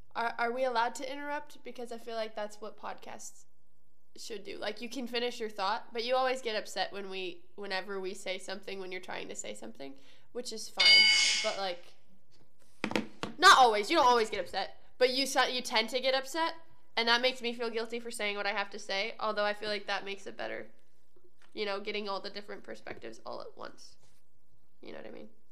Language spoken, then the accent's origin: English; Midwest, United States; I'm a Midwesterner